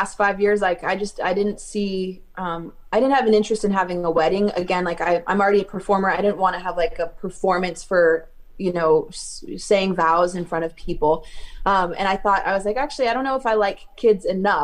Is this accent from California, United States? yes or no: yes; California, United States; growing up in California